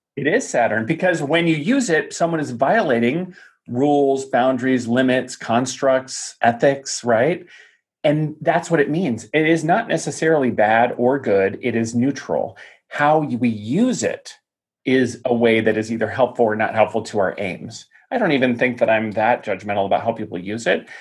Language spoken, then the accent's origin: English; Tucson, Arizona, United States; my hometown of Tucson, Arizona